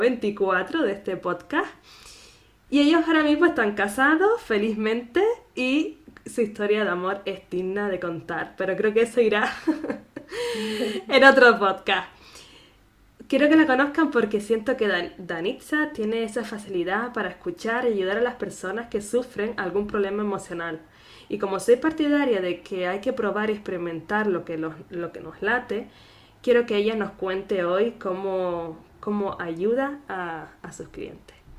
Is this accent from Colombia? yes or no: no; Canary Islands, Spain; nacida en Canarias